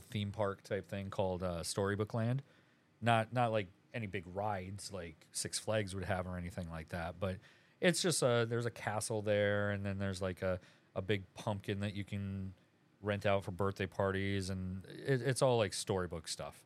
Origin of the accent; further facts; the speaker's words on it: Aberdeen, South Dakota, United States; moved away; I'm from Aberdeen, South Dakota